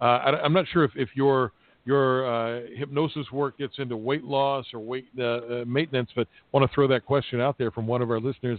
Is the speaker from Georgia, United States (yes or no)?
no; Appalachia, the coalfields of West Virginia, United States; I grew up in Appalachia, in the coalfields of West Virginia, a state that's just been decimated by the opioid epidemic